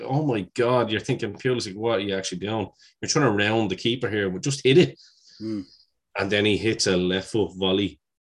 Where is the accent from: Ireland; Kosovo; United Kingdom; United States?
Ireland; as an Irishman, it was great to see him.